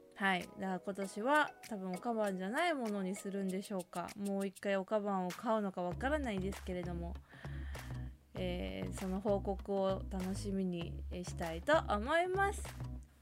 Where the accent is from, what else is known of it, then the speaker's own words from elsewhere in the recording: Kyoto, Japan; now in Tokyo, Japan; 京都出身なんですけど